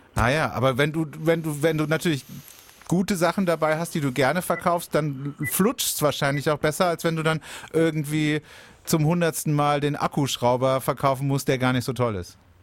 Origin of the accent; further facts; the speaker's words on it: Baden-Baden, Baden-Württemberg, Germany; bei uns in Baden-Baden